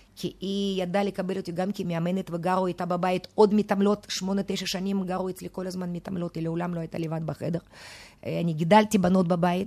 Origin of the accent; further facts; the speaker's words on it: Moscow, Russia; now in Israel; אני ילידת מוסקבה